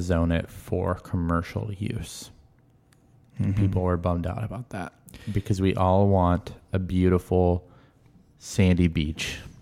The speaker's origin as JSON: {"language": "English", "town": "Marysville", "region": "Washington", "country": "United States", "tie": "born or raised there", "said": "I grew up in Marysville."}